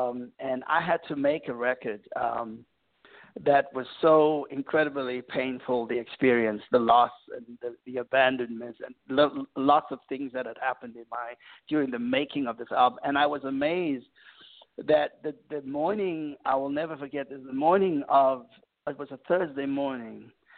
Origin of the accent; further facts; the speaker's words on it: South Africa; moved away as an adult; now in United States; growing up in South Africa, we have so many artists from the U.S. that influence us and inspires us. And so when I arrived in the U.S.